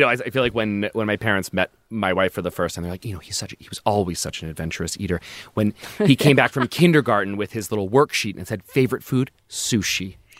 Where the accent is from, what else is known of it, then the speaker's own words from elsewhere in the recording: Baltimore, Maryland, United States; the suburb of Baltimore that I grew up in.